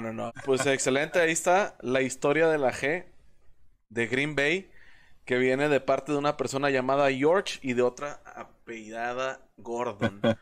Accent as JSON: {"language": "Spanish", "country": "Mexico", "said": "como mexicano"}